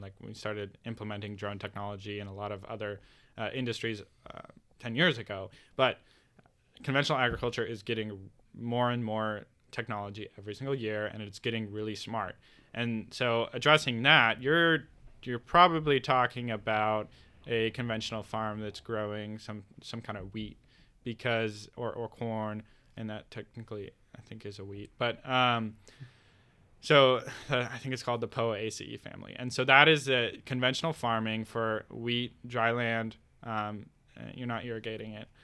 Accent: Bend, Oregon, United States; I'm from Bend. We have the most breweries per capita in the world

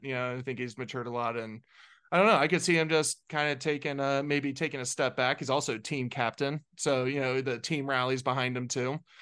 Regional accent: Cincinnati, Ohio, United States; I'm from Cincinnati

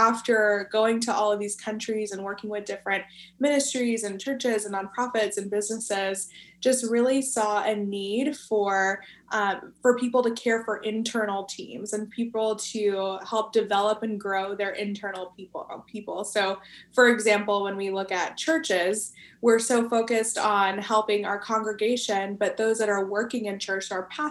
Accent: Dallas, Texas, United States; I live in Dallas, Texas, best city in the world, and grew up here

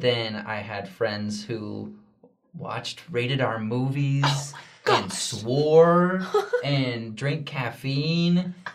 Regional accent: Junction City, Oregon, United States; I grew up in Junction City, Oregon

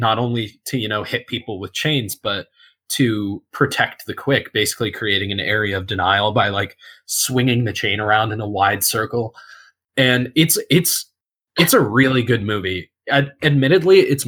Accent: United States; I'm American

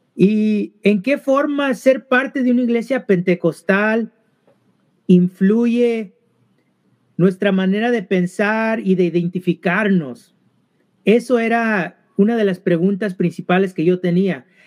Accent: California, United States; also born or lived in Mexico (parents); now in Boston, United States; somos originalmente de ah, el estado de California

